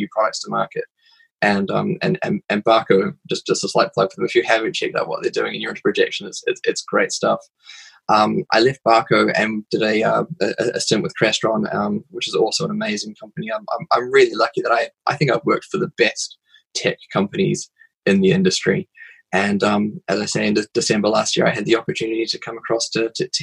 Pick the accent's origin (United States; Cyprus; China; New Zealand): New Zealand; moved away as an adult; now in United Kingdom; for someone who lives in the UK, I have a funny accent. It's because I'm actually a Kiwi originally.